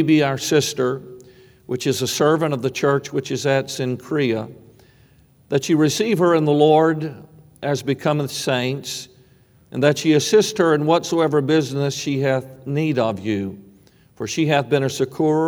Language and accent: English; Savannah, Georgia, United States; I grew up in Savannah, and it was a city that had great Revolutionary War history behind it